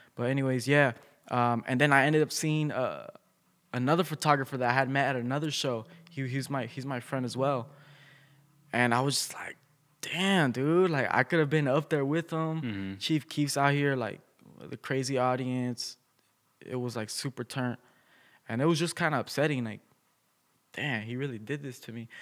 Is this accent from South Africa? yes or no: no; Bloomington, United States; I'm from Bloomington